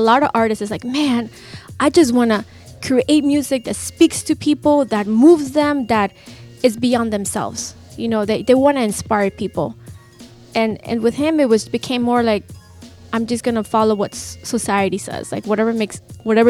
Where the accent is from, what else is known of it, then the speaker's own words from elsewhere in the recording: Lima, Peru; moved away; I'm originally from Peru. Lima, I know everybody's like, where are you from in Peru? Lima